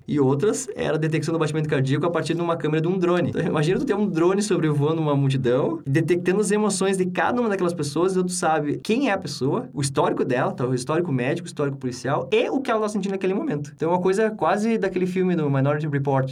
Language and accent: Portuguese; Brazil; moved away as an adult; also born or lived in Sweden; eu aprendi desde pequeno sendo brasileiro